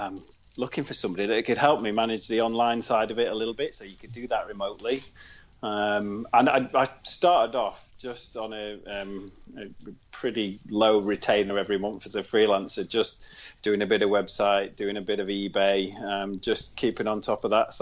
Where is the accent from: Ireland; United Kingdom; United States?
United Kingdom; Worksop, East Midlands; I come from Worksop originally.